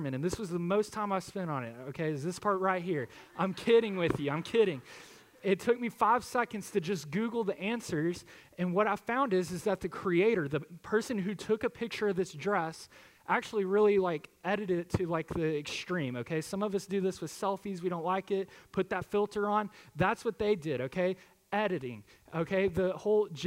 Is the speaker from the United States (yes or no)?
yes; Harmony, Texas, United States; I grew up in Harmony, and just having the honor and privilege to come back home